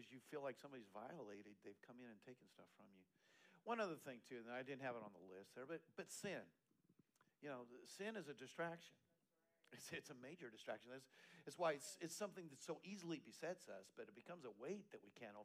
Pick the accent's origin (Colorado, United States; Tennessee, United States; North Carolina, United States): Colorado, United States; Eastern; now in Texas, United States; I grew up in Eastern Colorado